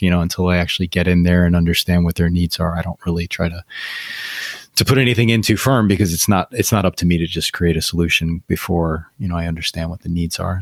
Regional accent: United States; me as an American

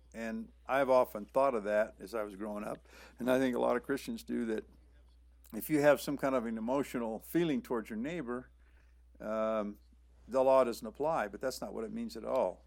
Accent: Southern California, United States; moved away as an adult; also born or lived in Panama / Honduras / Mexico; I grew up in Southern California, so I've been exposed to the language all my life and the culture

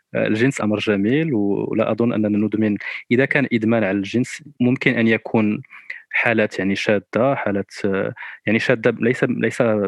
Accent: Morocco; انا كشاب مغربي او كشابه مغربيه

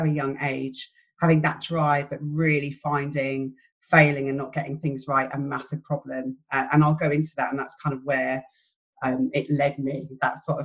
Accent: London, United Kingdom; moved away as an adult; now in St Albans, United Kingdom; So I'm from London. I have an Irish family. It's a big family. I grew up in West London

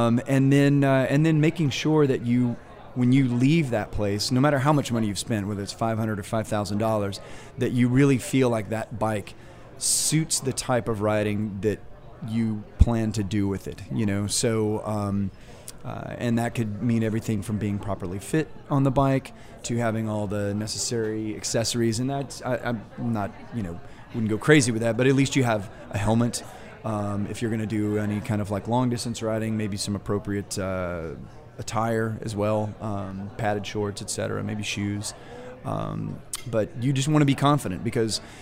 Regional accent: Texas, United States; moved away as an adult; now in New Orleans, United States; my hometown

